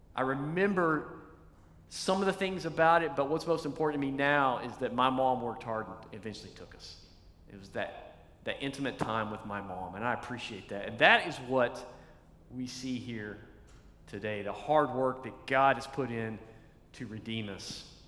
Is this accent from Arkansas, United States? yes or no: no; East Tennessee, United States; When I was a kid, I was a little guy and uh, growing up in Tennessee